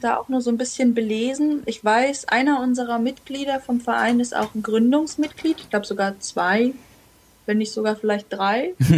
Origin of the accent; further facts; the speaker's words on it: Jena, Thuringia, Germany; also born or lived in Brandenburg / Chile; mit dem Mauerfall sind wir zurückgegangen nach Jena und da habe ich eigentlich dann so, ich war vier Jahre alt, die ganze Zeit meines Lebens verbracht, bewusst. Und habe die Schule dort abgeschlossen